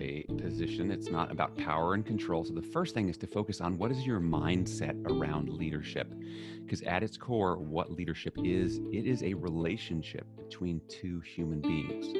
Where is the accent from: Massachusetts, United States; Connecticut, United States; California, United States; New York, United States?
New York, United States; New York City; I was raised in New York City